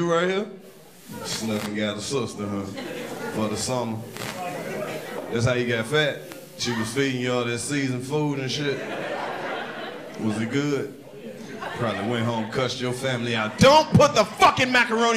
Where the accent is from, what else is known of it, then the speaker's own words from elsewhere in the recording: Mississippi, United States; I'm from Mississippi.